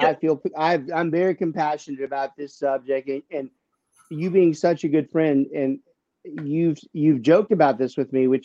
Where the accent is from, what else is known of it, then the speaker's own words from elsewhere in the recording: Louisiana, United States; I don't carry the accent like my dear cousins, but I don't even tell people that I'm from Lafayette because I'm from south of Lafayette.